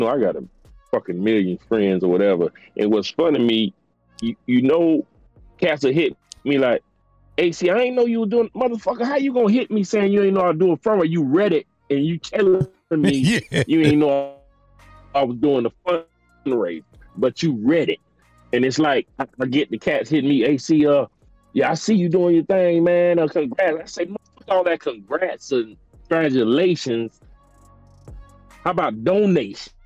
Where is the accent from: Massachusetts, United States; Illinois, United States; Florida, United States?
Florida, United States; also born or lived in New York; I was born up north, but I was raised down here in Florida from the time I was 5 years old.